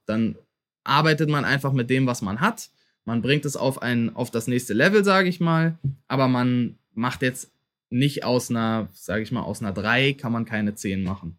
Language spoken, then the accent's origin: German; Berlin, Germany; dass ich auch Berliner bin